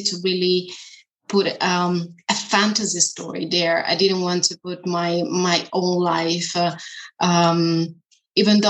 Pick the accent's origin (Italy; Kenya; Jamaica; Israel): Italy; first language Italian; English is a second language; moved away as an adult; also born or lived in China / Germany; now in Berlin, Germany; I am from Italy, actually, living in Germany